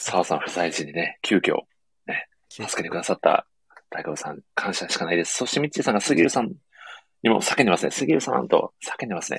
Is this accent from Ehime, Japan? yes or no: yes; Ehime, Japan; 地元の愛媛